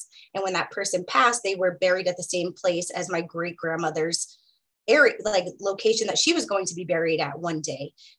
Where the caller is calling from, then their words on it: United States; I am calling in from the Piscataway lands.